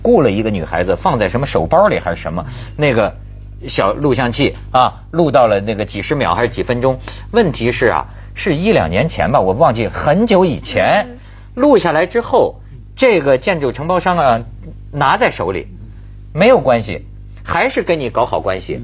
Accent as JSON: {"language": "Chinese", "country": "China", "said": "我一大陆人"}